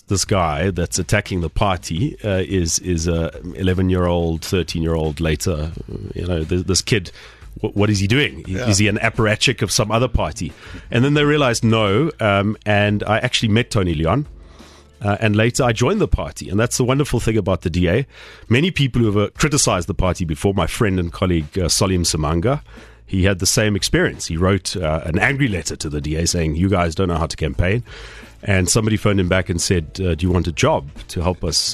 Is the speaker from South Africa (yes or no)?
yes; Phalaborwa, Limpopo, South Africa; now in Pretoria, South Africa; growing up in Palaborwa.